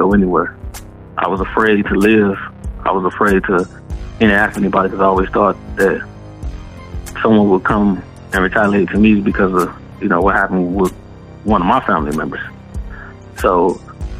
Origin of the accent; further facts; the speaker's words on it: Detroit, Michigan, United States; I was born and raised in Detroit, Michigan.